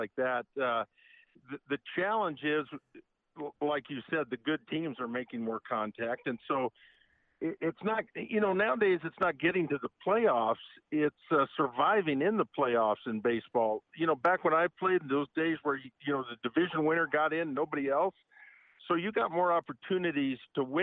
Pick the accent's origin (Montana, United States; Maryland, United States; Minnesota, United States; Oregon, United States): Oregon, United States; Portland; also born or lived in Moraga, California; I'm born and raised in Portland, Oregon, but I lived in Moraga, California in sixth grade